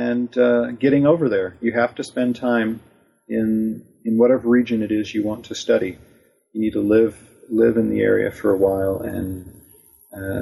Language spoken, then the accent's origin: English; United States; I'm an American